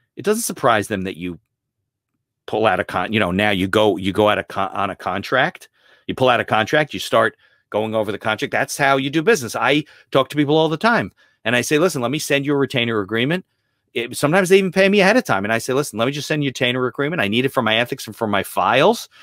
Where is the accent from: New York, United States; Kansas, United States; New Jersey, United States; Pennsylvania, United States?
New Jersey, United States; Caldwell; I grew up in, uh, northern New Jersey, uh, in Essex County. I lived in Caldwell